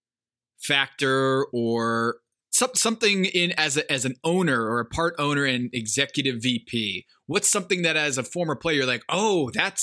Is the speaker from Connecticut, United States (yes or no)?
yes; Connecticut, United States; I'm from Connecticut, but I wasn't a UConn fan.